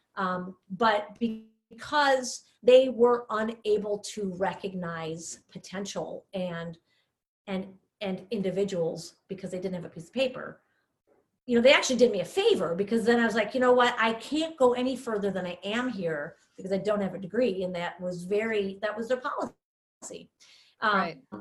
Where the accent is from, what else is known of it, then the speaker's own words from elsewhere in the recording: Villa Park, Illinois, United States; moved away as an adult; now in Oak Park, United States; I grew up in Villa Park